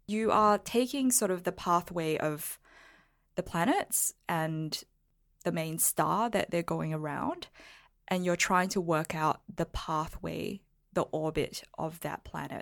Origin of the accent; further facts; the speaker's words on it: Singapore; I was born in Singapore